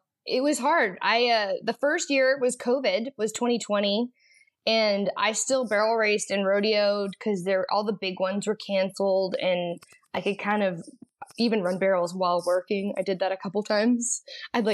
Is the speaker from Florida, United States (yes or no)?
no; Canyon, Texas, United States; also born or lived in Weatherford, Texas; I grew up in Canyon, Texas, which is just outside of Amarillo